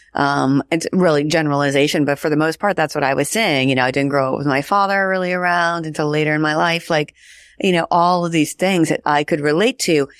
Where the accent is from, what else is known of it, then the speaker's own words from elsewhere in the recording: Washington, United States; I grew up in Washington State.